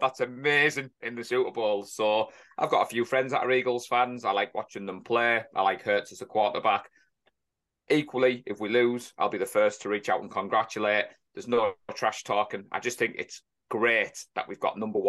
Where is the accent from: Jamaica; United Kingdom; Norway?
United Kingdom; England; an Englishman who's not an NFL coach